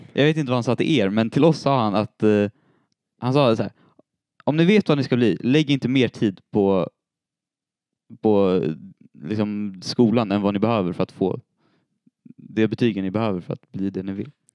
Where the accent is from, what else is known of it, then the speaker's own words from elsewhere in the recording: Storvreta, Uppsala County, Sweden; Jag är född i Uppsala, uppvuxen i Storvreta.